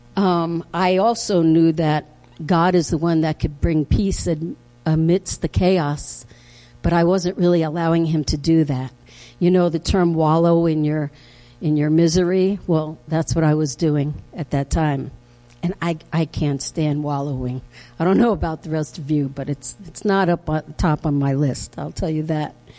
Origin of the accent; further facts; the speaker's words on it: Harrison, New York, United States; I grew up in Harrison, New York, way back.